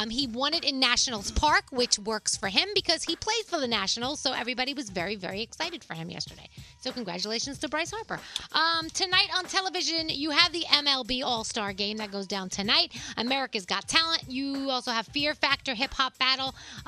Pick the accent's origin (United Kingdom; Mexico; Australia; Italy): Italy; I mean, I know I'm from Italy.